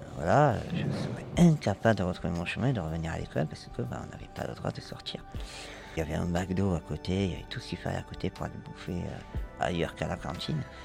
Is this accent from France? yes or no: yes; Toulouse, Occitania, France; moved away as an adult; now in Paris, France; je viens de Toulouse. Et je suis arrivé à Paris